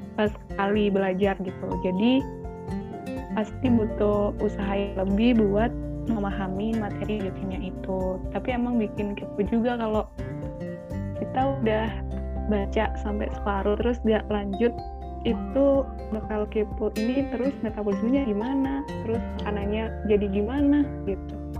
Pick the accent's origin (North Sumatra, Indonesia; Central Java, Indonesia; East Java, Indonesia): East Java, Indonesia; Batu; Aku asli dari Kota Batu